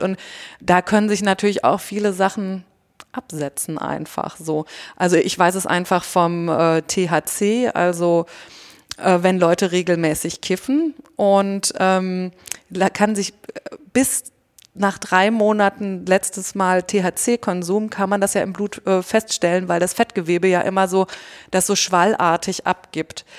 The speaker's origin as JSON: {"language": "German", "country": "Germany", "said": "Wir sind halt Deutsche"}